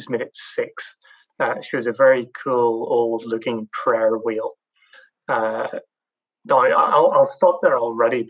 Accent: Northern Ireland, United Kingdom; I grew up in Northern Ireland

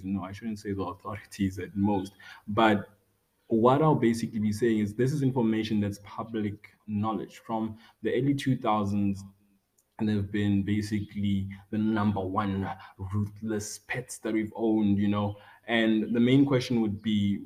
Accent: Rustenburg, North West, South Africa; born and bred in Rustenburg, in a local community near the Sun City Resort

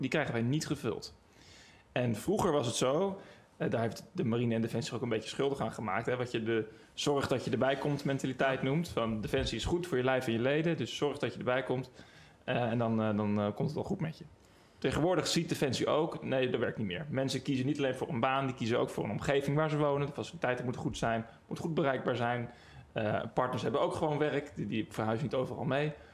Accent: Den Helder, North Holland, Netherlands; ik kom uit Den Helder

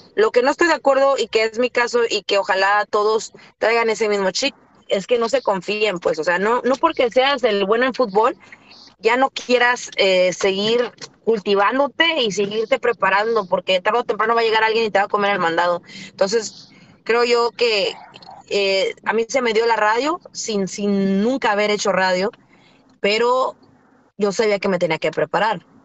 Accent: Rosarito, Baja California, Mexico; Yo soy de Rosarito

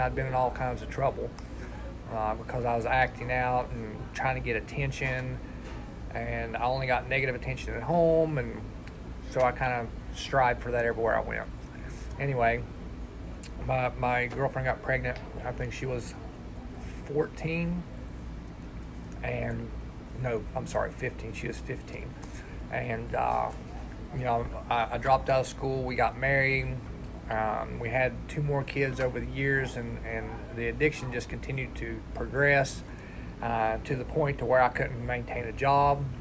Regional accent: West Virginia, United States; also born or lived in Millersburg, Ohio; I was born in Millersburg, Ohio, and when I was 11 months old, my dad killed my mom in a drunk driving accident and moved us down here to West Virginia

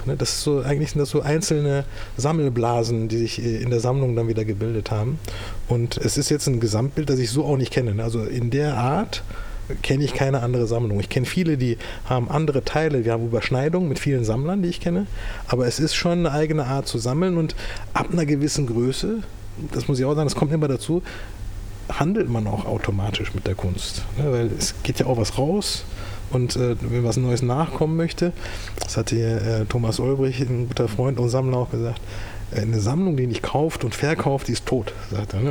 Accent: Düsseldorf, North Rhine-Westphalia, Germany; also born or lived in Turkey; ich wurde damals mit zwei Jahren, die Eltern haben es entschieden, ne, nach Deutschland deportiert als Gastarbeiter

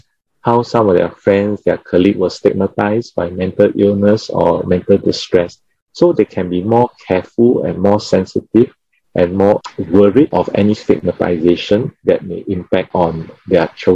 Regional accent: Singapore; Being Singaporean.

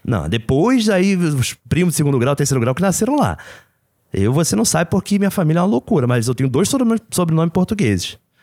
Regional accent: Rio de Janeiro, Brazil; accent: carioca; era carioca

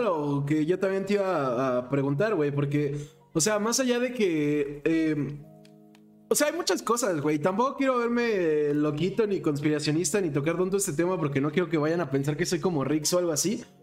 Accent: Mexico; soy mexicano

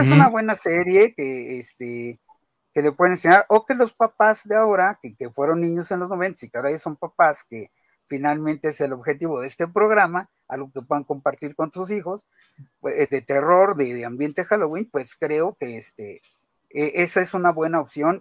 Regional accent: Mexico; todos nosotros que somos mexicanos

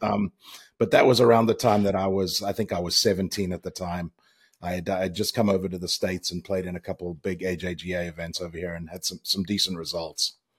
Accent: Zimbabwe; moved away as an adult; also born or lived in Virginia Tech / Charlotte area; We grew up in, obviously, in Zimbabwe

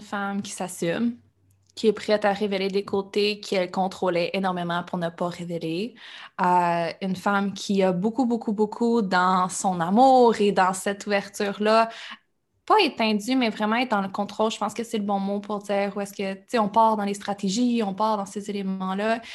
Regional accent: Quebec, Canada; je suis québécoise, oui, mais le reste, tout ce que je consomme, tout ce que je prends, tout ce que je vis, notre télévision, nos relations, tout le temps en anglais

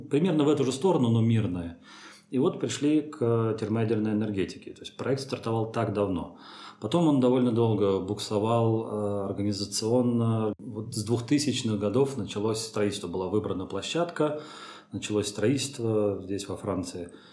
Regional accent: Troitsk, Moscow, Russia; moved away; also born or lived in France; я родился в Троицке, под Москвой, а, закончил там а, физико-математическую школу, лицей.

